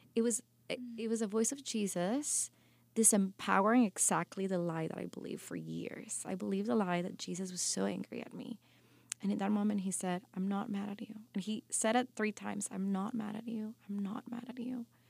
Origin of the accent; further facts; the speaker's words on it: Guatemala; moved away; also born or lived in New York City; growing up in Guatemala really developed who you know I am.